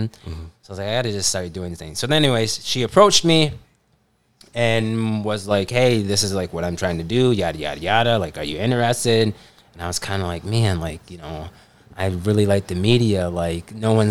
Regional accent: Michigan, United States; moved away as an adult; now in Minnesota, United States; I'm originally from Michigan

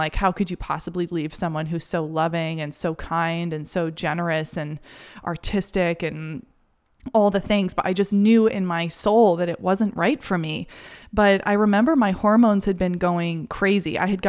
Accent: New York City, New York, United States; now in Maine, United States; I had related so much of my identity and myself to the city and feeling validated by being a New Yorker. And all of a sudden, here I was in Maine

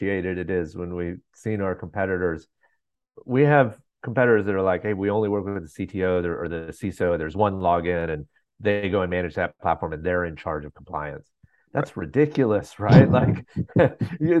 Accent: Atlanta, Georgia, United States; I'm from Atlanta, Georgia

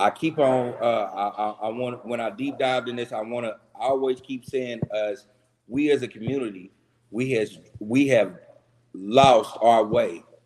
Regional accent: Kansas City, Missouri, United States; also born or lived in Tulsa, Oklahoma; I was born and raised in Kansas City, but I also lived a couple of years of my life in Tulsa

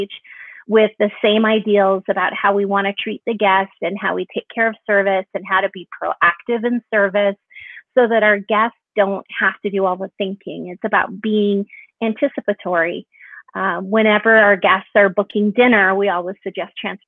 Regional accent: Kelowna, British Columbia, Canada; I'm originally from Canada. I was living in a small town, small 100,000 plus people, Kelowna, British Columbia.

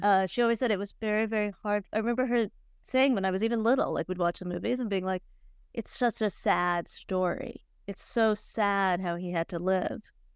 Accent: Cleveland, Ohio, United States; I grew up in Cleveland

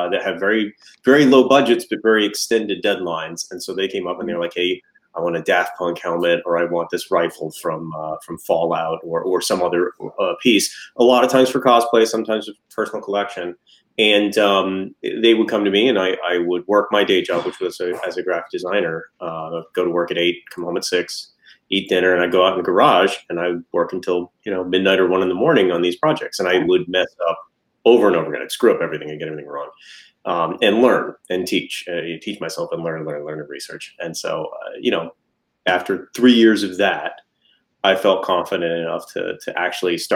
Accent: Atlanta, Georgia, United States; we're from Atlanta

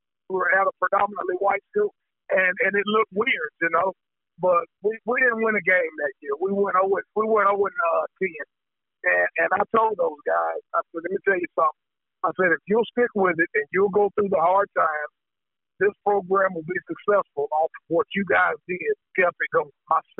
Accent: Iuka, Mississippi, United States; I was born and raised in Iuka, Mississippi. When I left Iuka, graduated from Pitch County in 1992.

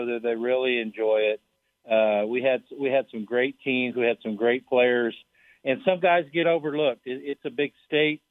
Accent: Tyrone, Oklahoma, United States; also born or lived in Liberal, Kansas; I grew up in Tyrone, Oklahoma, which is it's in the middle of nowhere. It's in the panhandle of Oklahoma

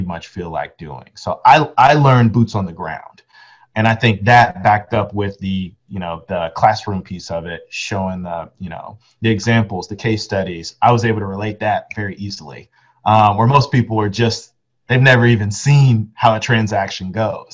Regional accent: Arlington, Texas, United States; I'm from Arlington, when I enrolled in the University of Texas at Arlington

